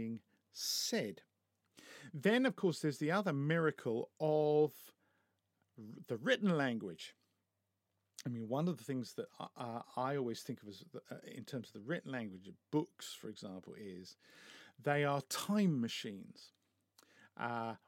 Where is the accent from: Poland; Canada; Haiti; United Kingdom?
United Kingdom; I'm British